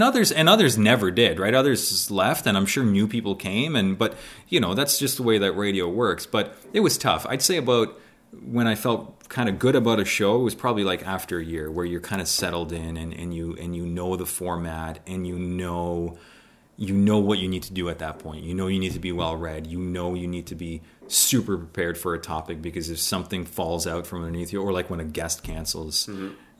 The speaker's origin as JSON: {"language": "English", "country": "Canada", "tie": "born or raised there", "also_born_or_lived": "Poland", "said": "growing up in Canada. kid from Poland growing up in Canada and loving the snow, loving the winter, loving hockey"}